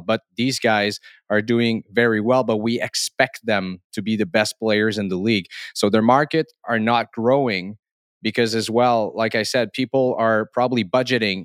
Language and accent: English; Canada; accent: French Canadian; English is a second language; I am French Canadian, so I must, uh, um, therefore say sorry for my accent here